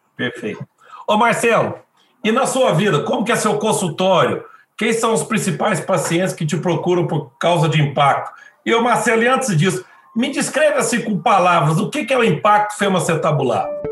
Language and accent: Portuguese; Belo Horizonte, Minas Gerais, Brazil; eu sou de Belo Horizonte, eu sou, faço parte do grupo de cirurgia do quadril do Hospital Mari Tereza, aqui de Belo Horizonte